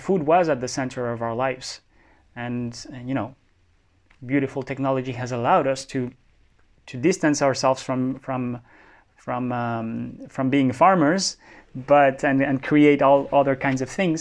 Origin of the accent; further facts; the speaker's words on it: Bogota, Colombia; moved away as an adult; also born or lived in France; I was born in France, but grew up mostly in Bogota.